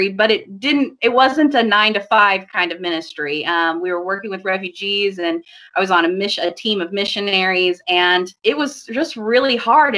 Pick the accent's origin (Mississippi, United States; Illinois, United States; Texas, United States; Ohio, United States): Illinois, United States; also born or lived in Chicago area; Well, I was born and raised in Illinois. I've lived all over the state. I've lived in Southern Illinois, Central Illinois, and in the Chicago area.